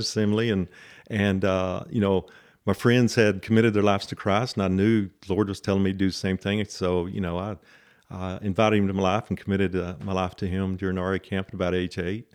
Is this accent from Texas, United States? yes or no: yes; Lubbock, Texas, United States; I grew up here in Lubbock